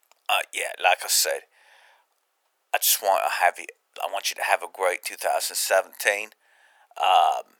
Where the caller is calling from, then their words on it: London, United Kingdom; Oh, I'm calling from London.